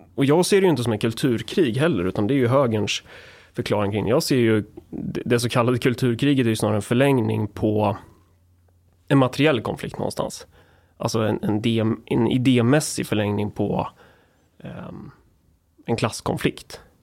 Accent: Närke, Örebro County, Sweden; jag är från Närke

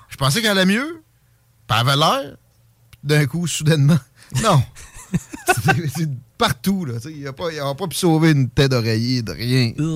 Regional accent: Lévis, Quebec, Canada; now in Quebec City, Canada; je m'ennuie un peu de mon South Shore natal

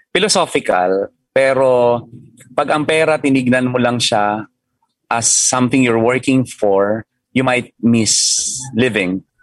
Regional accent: Mindoro, Mimaropa, Philippines; moved away; naka-invest ako sa isang resort sa hometown ko sa Mindoro.

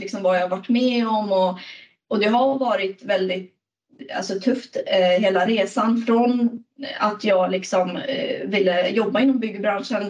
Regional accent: Stockholm, Stockholm County, Sweden; moved away as an adult; now in Gothenburg, Sweden; Jag sitter i Göteborg, men jag är från Stockholm

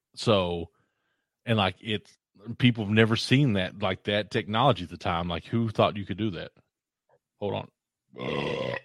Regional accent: Eastern Kentucky, United States; I grew up in Eastern Kentucky

